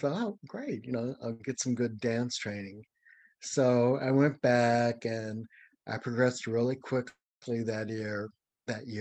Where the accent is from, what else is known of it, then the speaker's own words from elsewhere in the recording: St. Louis, Missouri, United States; moved away as an adult; I was from the St. Louis area